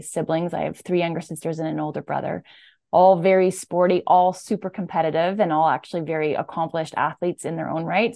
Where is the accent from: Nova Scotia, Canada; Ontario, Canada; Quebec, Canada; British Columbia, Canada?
Quebec, Canada; Saint-Bruno-de-Montarville; I'm from Saint Bruno, Quebec, which is just outside of Montreal.